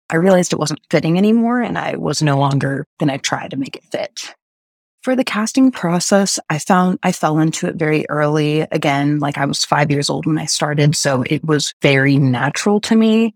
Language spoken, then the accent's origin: English; Texas, United States; I grew up in Texas